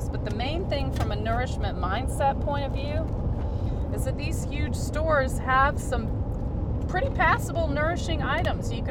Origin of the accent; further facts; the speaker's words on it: the South, United States; accent: southern; I'll just go in there and drum up my southern accent, and just see if they wouldn't mind asking that person to please leave.